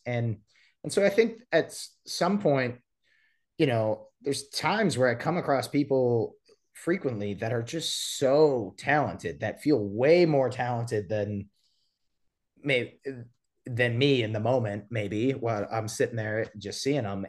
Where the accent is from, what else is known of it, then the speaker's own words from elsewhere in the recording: Appleton, Wisconsin, United States; moved away as an adult; now in Nashville, United States; my hometown is Appleton, Wisconsin